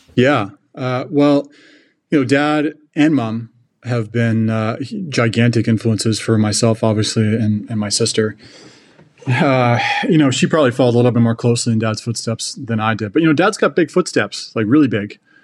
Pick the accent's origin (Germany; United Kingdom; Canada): Canada; British Columbia; moved away as an adult; now in Kansas City, United States; I grew up in British Columbia